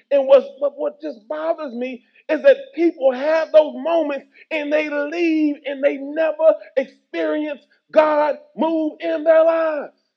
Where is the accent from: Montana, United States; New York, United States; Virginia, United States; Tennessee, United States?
Tennessee, United States; moved away as an adult; also born or lived in Kentucky / Texas; when I moved back to Tennessee, which was my hometown